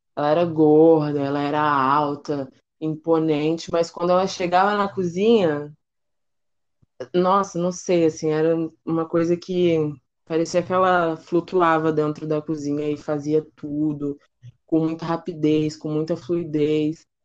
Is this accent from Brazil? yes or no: yes; São Paulo, Brazil; now in Rio de Janeiro, Brazil; eu atualmente moro no Rio, mas eu sou de São Paulo, da Zona Leste, na capital